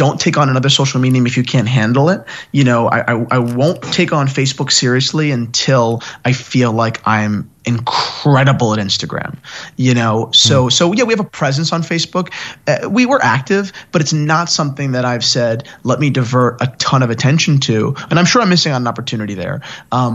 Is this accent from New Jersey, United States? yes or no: yes; near Gary Vaynerchuk's wine shop, New Jersey, United States; I grew up 15 minutes from Gary's wine shop.